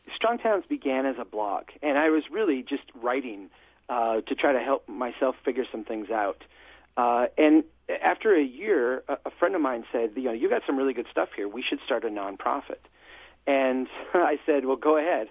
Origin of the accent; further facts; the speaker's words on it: Brainerd, Minnesota, United States; here in my hometown